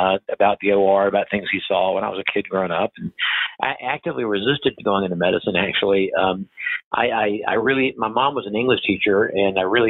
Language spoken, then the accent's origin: English; Savannah, Georgia, United States; I'll be able to come back to my hometown and take care of people